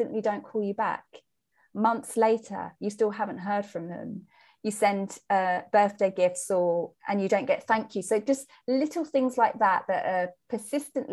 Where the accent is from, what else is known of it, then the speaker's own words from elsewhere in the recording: England, United Kingdom; I am English. I'm British.